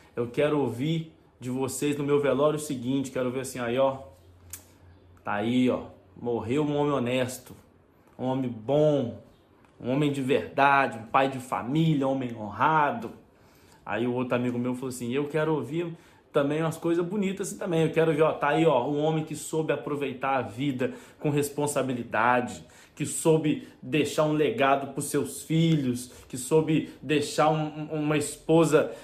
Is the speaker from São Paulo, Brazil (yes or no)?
no; Juiz de Fora, Minas Gerais, Brazil; now in Portugal; da minha cidade, lá de Juiz de Fora